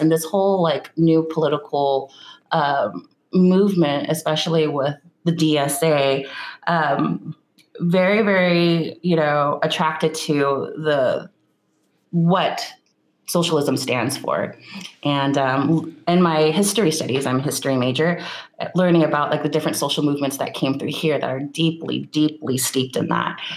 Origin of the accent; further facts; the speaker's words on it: Sacramento, California, United States; I was born and raised in Nisenan territory, which is known today um, in pop culture as Sacramento, California. So that's where I grew up